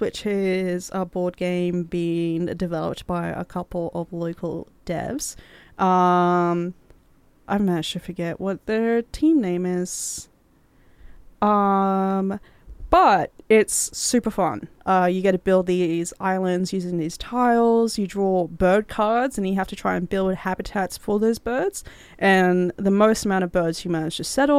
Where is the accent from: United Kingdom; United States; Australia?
Australia; Cairns, Queensland; my hometown, Cairns